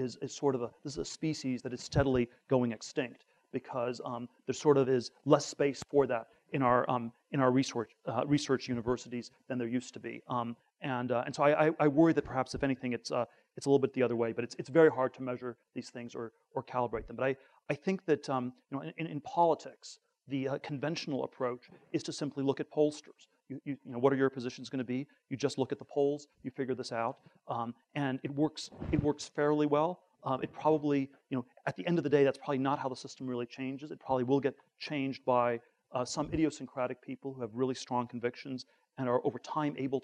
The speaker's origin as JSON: {"language": "English", "region": "Northern California", "country": "United States", "tie": "born or raised there", "said": "I grew up in Northern California"}